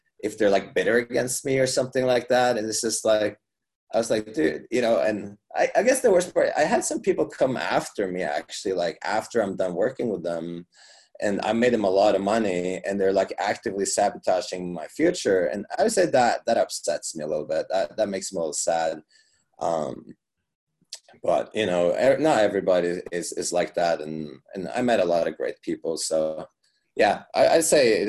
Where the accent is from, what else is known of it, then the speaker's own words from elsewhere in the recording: Norway; now in Las Vegas, United States; I live in Las Vegas, so, I come from Norway